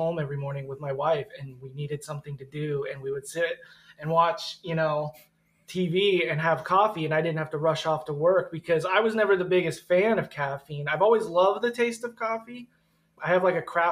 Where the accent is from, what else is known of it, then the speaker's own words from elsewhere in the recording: Poway, California, United States; We grew up in Poway